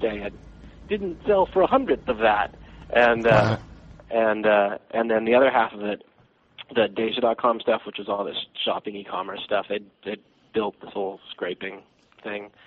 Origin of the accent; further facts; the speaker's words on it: Austin, Texas, United States; I'm originally, more or less, I would claim as my hometown, Austin, Texas